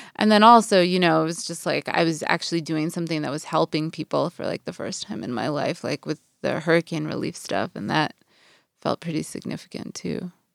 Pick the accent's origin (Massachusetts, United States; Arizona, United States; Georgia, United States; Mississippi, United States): Massachusetts, United States; Boston; moved away as an adult; also born or lived in New York / New Orleans / Saint Louis; now in Los Angeles, United States; I'd grown up, I was from Boston